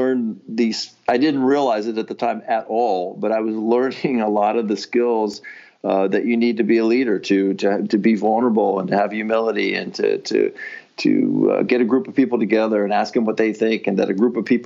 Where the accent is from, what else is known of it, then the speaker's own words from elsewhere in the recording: Midwest, United States; moved away as an adult; also born or lived in Los Angeles, California; I'm a Midwesterner, and I moved to California to work for Nestle in Los Angeles